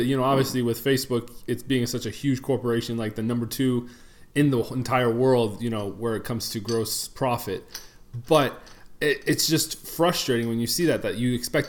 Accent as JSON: {"language": "English", "town": "Detroit", "region": "Michigan", "country": "United States", "moved": "yes", "said": "I am originally from Detroit."}